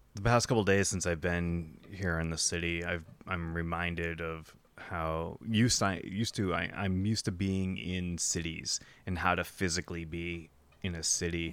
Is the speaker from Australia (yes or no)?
no; New Hampshire, United States; moved away; I grew up in New Hampshire